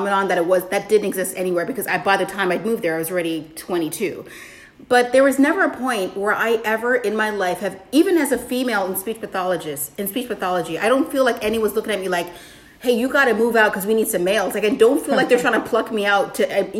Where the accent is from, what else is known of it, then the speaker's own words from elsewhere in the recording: Toronto, Ontario, Canada; moved away; also born or lived in Washington, D.C., United States; I was raised in Toronto, which is like one of the most diverse spots on the planet